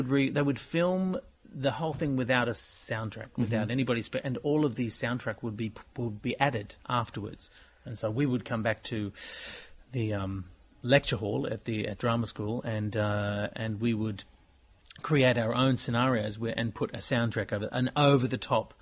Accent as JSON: {"language": "English", "country": "Australia", "said": "We're Australian"}